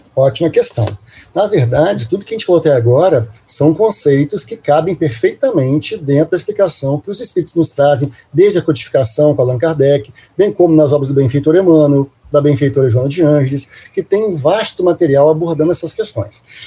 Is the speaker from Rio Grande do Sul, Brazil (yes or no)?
no; Minas Gerais, Brazil; eu sou de origem de Minas Gerais, eu sou mineiro